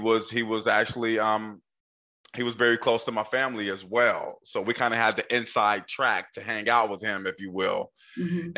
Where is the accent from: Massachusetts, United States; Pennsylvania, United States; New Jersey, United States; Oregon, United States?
Oregon, United States; Portland; I grew up in Northeast Portland